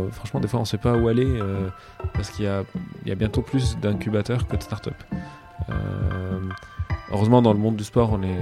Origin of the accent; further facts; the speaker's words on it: Cairo, Cairo Governorate, Egypt; moved away; je suis né au Caire